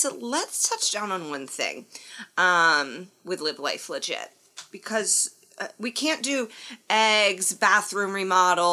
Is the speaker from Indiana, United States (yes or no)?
yes; Indiana, United States; when I was growing up in Indiana